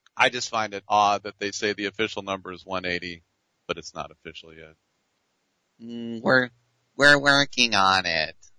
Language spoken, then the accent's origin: English; Richmond, California, United States; up here in my hometown of Richmond, California